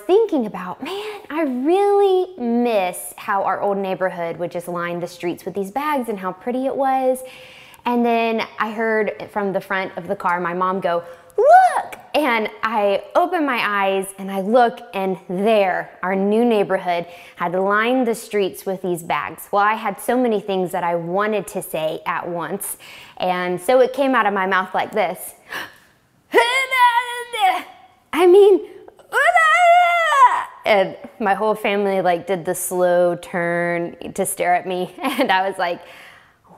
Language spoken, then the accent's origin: English; North Carolina, United States; moved away; there was a neighborhood that I grew up in North Carolina